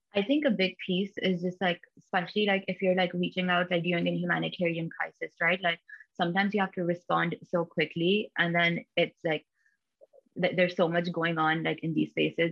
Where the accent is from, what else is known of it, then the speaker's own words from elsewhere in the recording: Pakistan; now in United States; I'm originally from Pakistan, but currently based in the US